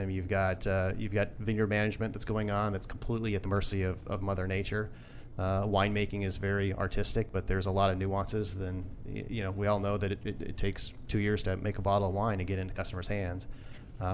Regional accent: Boulder, Colorado, United States; I grew up in Boulder, Colorado

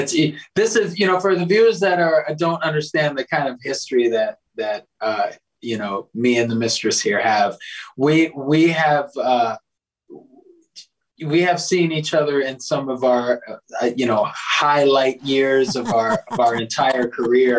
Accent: South Florida, United States; moved away as an adult; now in Midwest, United States; I grew up in South Florida

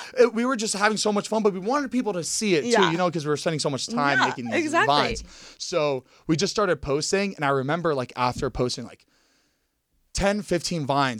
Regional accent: Plantation, Florida, United States; born or raised there; moved away as an adult; also born or lived in Miami, Florida / Coral Springs, Florida

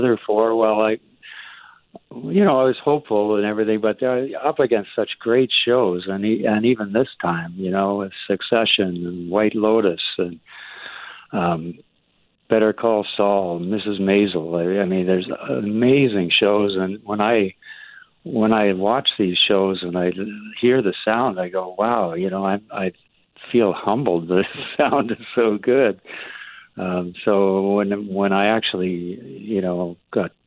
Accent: Ottawa, Ontario, Canada; moved away as an adult; also born or lived in Vancouver, Canada; now in Calgary, Canada; I'm not originally from BC, though. I'm from Ottawa, actually, the east, and moved out to Vancouver when I was in my 20s

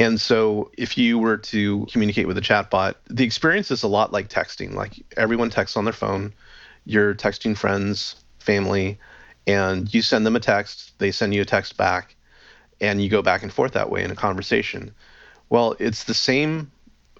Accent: Los Angeles, California, United States; moved away as an adult; now in Vancouver, Canada; I'm actually originally from Los Angeles, but I live up here now.

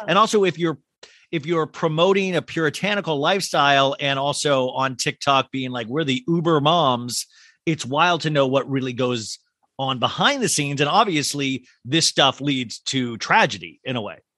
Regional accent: Kansas, United States; growing up in Kansas

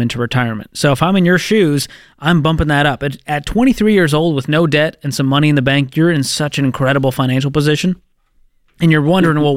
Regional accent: Boston, Massachusetts, United States; my hometown of Boston, Massachusetts

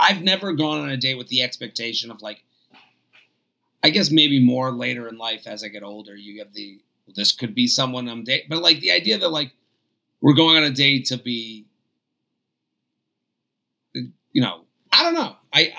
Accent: Sweden; I was back in my hometown in Sweden for a few months before I had plans to move to the UK.

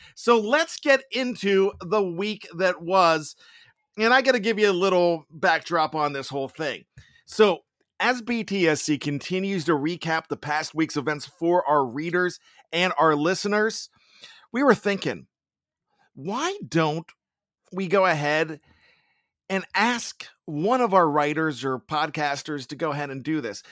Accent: Johnstown, Pennsylvania, United States; I come from Johnstown, P A, and where I grew up

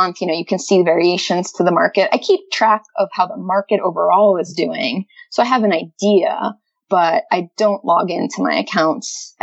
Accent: United States; moved away as an adult; also born or lived in Florida; now in Calgary, Canada; growing up in the States

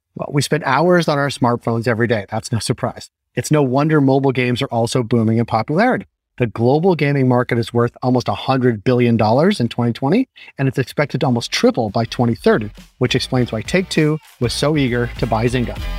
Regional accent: United States; I'm American

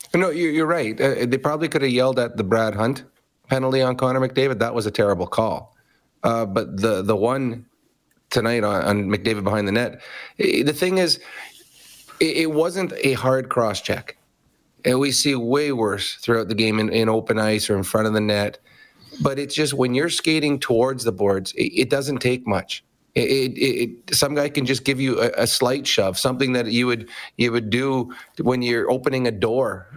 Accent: Edmonton, Alberta, Canada; Edmonton, my hometown

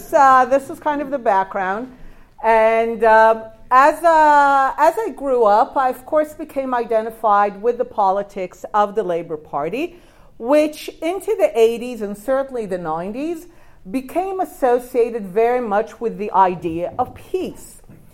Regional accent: Jerusalem, Jerusalem District, Israel; I grew up in Jerusalem, in Beit HaKerem, in a very kind of solidly labor, Zionist, classic Israeli left environment.

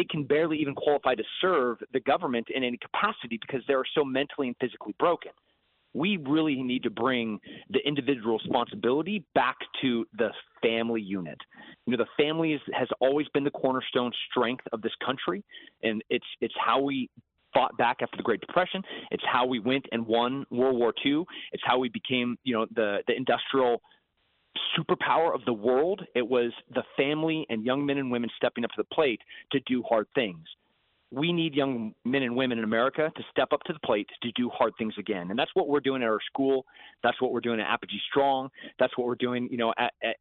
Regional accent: Texas, United States; as a Texan

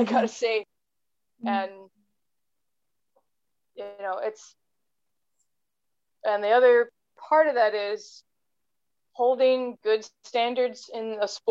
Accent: United States; being an American

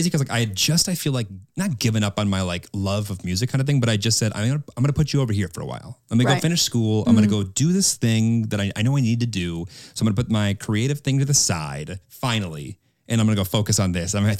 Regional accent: Midwest, United States; I'm a kid from the Midwest that's been singing in sorority houses.

